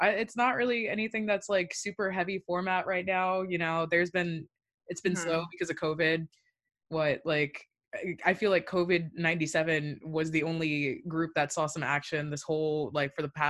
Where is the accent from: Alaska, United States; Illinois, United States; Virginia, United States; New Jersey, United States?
Virginia, United States; We're both from Virginia. We both were in both the public school system at the same time in Virginia.